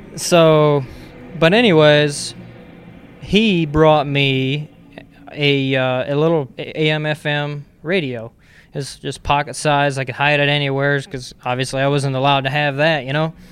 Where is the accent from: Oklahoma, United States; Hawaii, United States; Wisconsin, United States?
Wisconsin, United States; I was raised in Wisconsin.